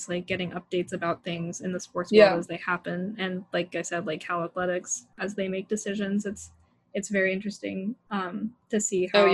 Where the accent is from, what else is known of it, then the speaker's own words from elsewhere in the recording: Utah, United States; moved away; I'm from Utah, so when I was back home with my parents